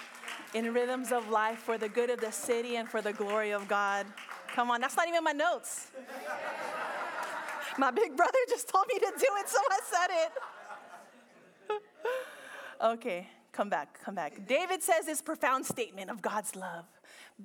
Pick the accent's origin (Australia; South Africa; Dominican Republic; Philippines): Philippines; I'm Filipino